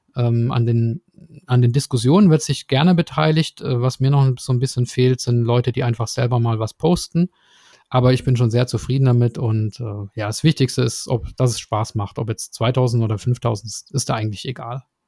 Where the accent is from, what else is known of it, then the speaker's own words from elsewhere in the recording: Swabia, Germany; ich komme ja aus dem Schwäbischen